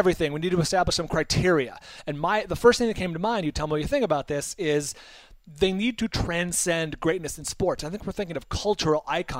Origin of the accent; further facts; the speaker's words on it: Bay Area, California, United States; I grew up in the Bay Area.